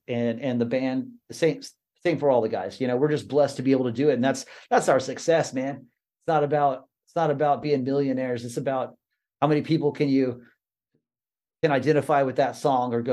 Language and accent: English; Texas, United States; I grew up in Texas. I grew up about 4 hours south of where all those guys were from